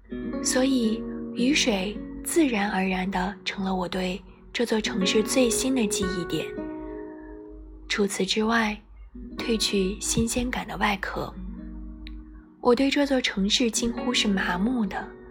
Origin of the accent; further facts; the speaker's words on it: North China, China; 作为一个北方人，最容易给深圳挂上的标签便是南方。